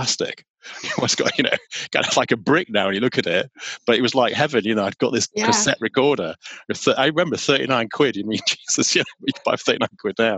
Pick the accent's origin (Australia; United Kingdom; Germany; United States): United Kingdom; Yorkshire and the Humber; I'm from Yorkshire.